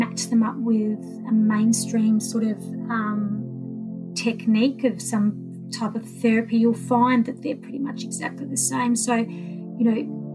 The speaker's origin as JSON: {"language": "English", "town": "Melbourne", "region": "Victoria", "country": "Australia", "tie": "born or raised there", "said": "I grew up in Melbourne"}